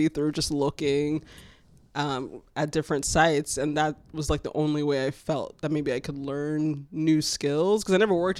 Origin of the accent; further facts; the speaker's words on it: Fort Lauderdale, Florida, United States; moved away as an adult; So when I moved here, I used to work at the Olive Garden in Florida. That's where I'm from.